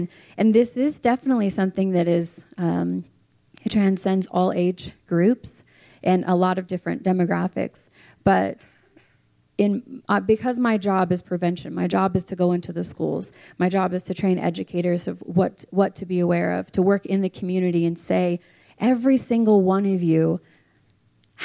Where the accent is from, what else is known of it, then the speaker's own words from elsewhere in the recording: Clark County, Nevada, United States; now in Reno, United States; I've been an educator in Clark County, where I was raised in the school system